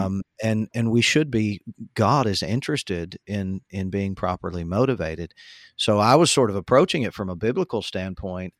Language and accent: English; United States; as an American, as a citizen